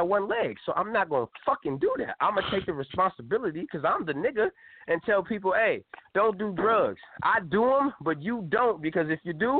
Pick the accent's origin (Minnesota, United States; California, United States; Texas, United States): California, United States; I'm from California.